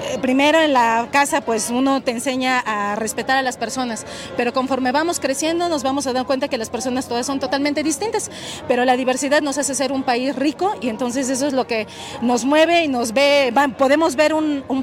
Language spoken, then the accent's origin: Spanish; Camerino Z. Mendoza, Veracruz, Mexico; yo soy de Veracruz, de Camerino Z Mendoza